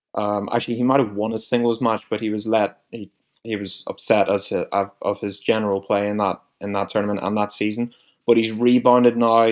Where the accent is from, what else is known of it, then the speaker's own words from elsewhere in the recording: Newcastle, Northern Ireland, United Kingdom; accent: similar to Rory McIlroy; I'm from Northern Ireland, a place called Newcastle, Northern Ireland